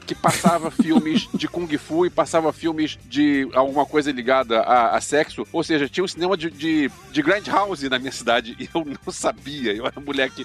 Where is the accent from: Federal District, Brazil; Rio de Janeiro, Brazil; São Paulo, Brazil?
Rio de Janeiro, Brazil; moved away; eu tinha 14 anos, eu me mudei pro Rio, de volta, eu nasci no Rio, mas eu voltei pro Rio